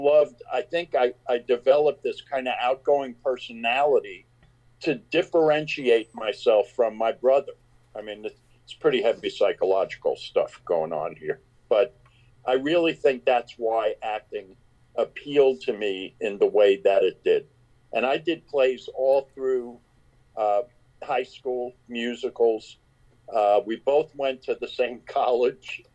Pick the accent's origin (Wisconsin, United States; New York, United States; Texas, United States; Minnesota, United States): New York, United States; Long Island; We grew up mostly on Long Island